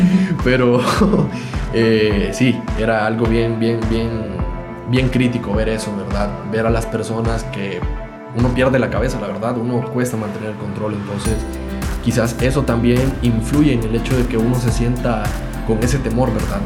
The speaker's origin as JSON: {"language": "Spanish", "country": "El Salvador", "said": "como salvadoreño"}